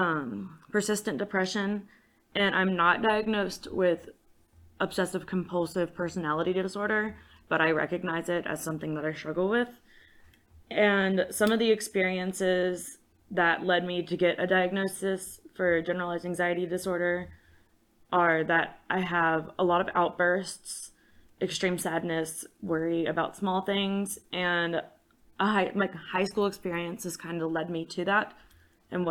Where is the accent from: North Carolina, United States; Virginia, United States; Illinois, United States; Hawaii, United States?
Virginia, United States; Hot Springs; I'm from Hot Springs, Virginia